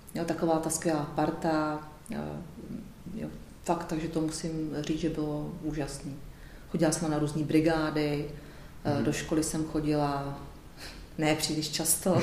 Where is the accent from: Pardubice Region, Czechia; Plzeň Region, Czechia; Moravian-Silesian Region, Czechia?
Pardubice Region, Czechia; Pardubice; moved away; já jsem původně z Pardubic